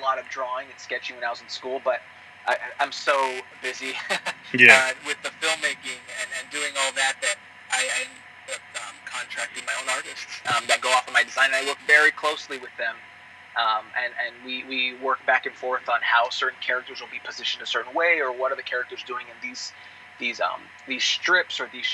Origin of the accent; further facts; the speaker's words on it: El Paso, Texas, United States; moved away; when I was in college, back in my hometown of El Paso.